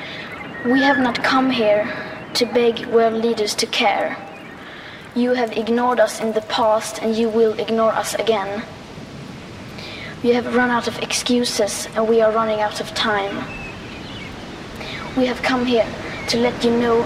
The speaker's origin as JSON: {"language": "English", "country": "Sweden", "said": "I'm 50 years old and I'm from Sweden"}